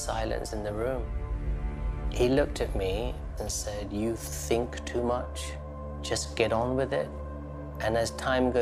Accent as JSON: {"language": "English", "region": "London", "country": "United Kingdom", "tie": "born or raised there", "said": "Growing up in London, my parents were Hindus."}